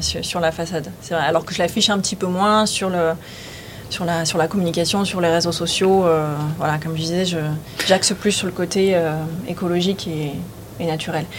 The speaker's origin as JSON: {"language": "French", "area": "Var", "region": "Provence-Alpes-Côte d'Azur", "country": "France", "also_born_or_lived": "Lyon / Paris", "lives_now": "Nice, France", "said": "J'étais plutôt du Var"}